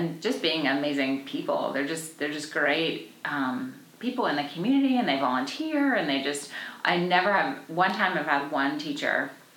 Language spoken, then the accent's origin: English; Washington, D.C. area, Maryland, United States; moved away as an adult; also born or lived in Connecticut / Clemson, South Carolina; now in Anderson, United States; I'm from Washington, D.C. area, from Maryland